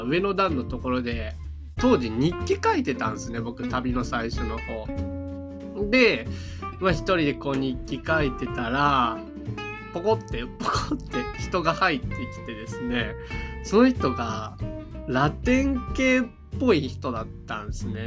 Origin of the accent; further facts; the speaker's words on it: Japan; 僕が、I'm from Japan 言うたら